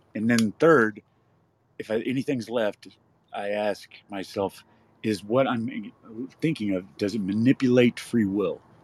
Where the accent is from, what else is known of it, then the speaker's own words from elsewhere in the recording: West Texas, United States; now in California, United States; I'm from West Texas